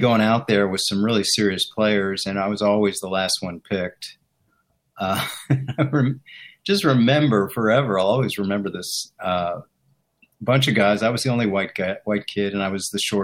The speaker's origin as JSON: {"language": "English", "town": "Chevy Chase", "region": "Maryland", "country": "United States", "tie": "born or raised there", "also_born_or_lived": "Washington, D.C.", "moved": "as an adult", "lives_now": "Philadelphia, United States", "said": "I grew up in Maryland, Chevy Chase, Maryland, right outside the city. But when we were in high school, we actually moved to the city"}